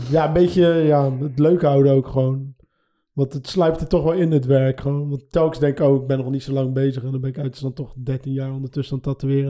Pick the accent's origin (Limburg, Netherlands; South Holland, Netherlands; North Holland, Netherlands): South Holland, Netherlands; Schiedam; 36 jaar, Schiedam